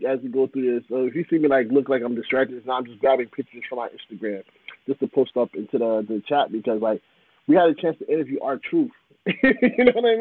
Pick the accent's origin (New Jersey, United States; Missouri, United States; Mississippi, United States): New Jersey, United States; accent: Jersey; I'm not from New York. I'm from Jersey. All right? So any accent I have is from Jersey